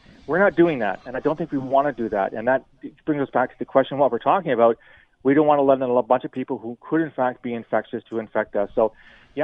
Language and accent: English; London, Ontario, Canada; I'm born and raised in London, so I get the whole tourism thing in southwestern Ontario